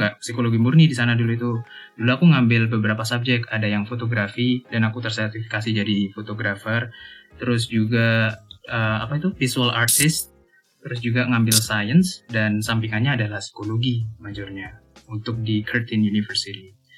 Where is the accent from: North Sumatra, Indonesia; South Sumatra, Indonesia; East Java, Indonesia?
East Java, Indonesia; Malang; first language Javanese; Indonesian is a second language; moved away; also born or lived in Australia; Aku asli Malang